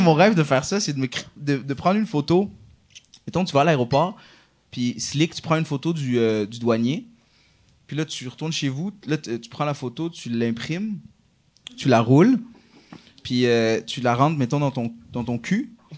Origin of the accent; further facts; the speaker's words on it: Laval, Quebec, Canada; je suis de Laval, c'est ma ville